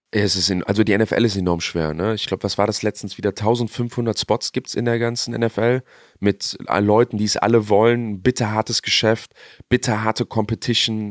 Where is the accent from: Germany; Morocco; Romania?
Germany; wir Deutschen